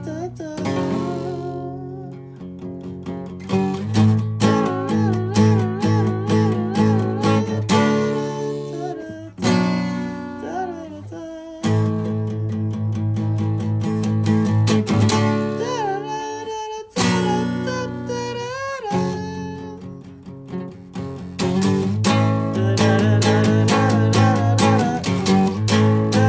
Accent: Chicago, Illinois, United States; now in San Diego, United States; I'm from the Chicagoland area

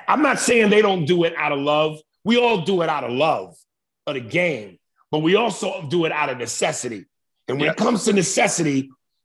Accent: New York City, New York, United States; moved away; also born or lived in North Brunswick, New Jersey; I'm from New York, but I lived in Jersey. I grew up in Manhattan, West Side, but then I eventually moved to Jersey, and I lived in North Brunswick.

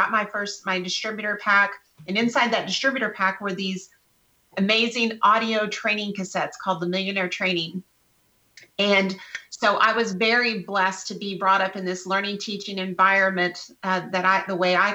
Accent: West Texas, United States; I was born and raised in West Texas

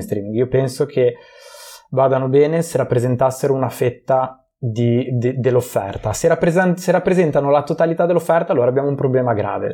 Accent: Genoa, Liguria, Italy; also born or lived in Prague; io sono di Genova

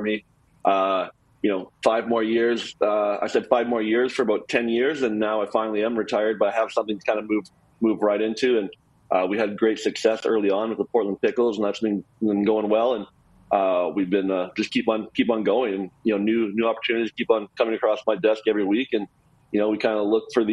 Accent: Canada; moved away as an adult; now in United States; growing up in Canada

